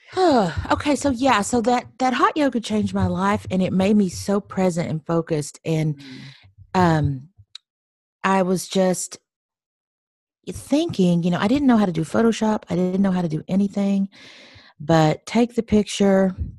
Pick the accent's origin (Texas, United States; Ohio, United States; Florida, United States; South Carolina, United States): Texas, United States; moved away as an adult; also born or lived in Nashville; I am a Texan. I'm originally from Texas, and um, I lived in Nashville for 10 years